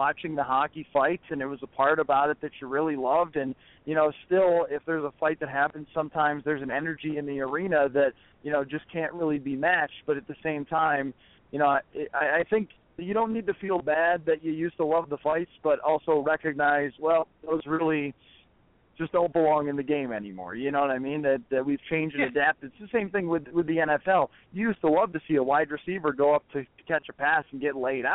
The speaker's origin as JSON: {"language": "English", "town": "Buffalo", "region": "New York", "country": "United States", "tie": "born or raised there", "said": "I grew up in the Buffalo area"}